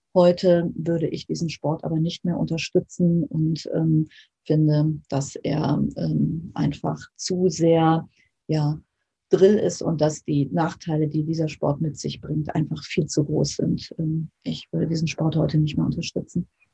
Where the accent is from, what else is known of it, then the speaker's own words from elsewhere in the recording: Germany; bei uns in Deutschland